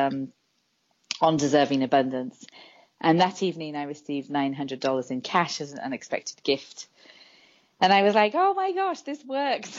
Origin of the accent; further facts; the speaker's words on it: England, United Kingdom; now in San Francisco, United States; So I'm originally from England, and I live in San Francisco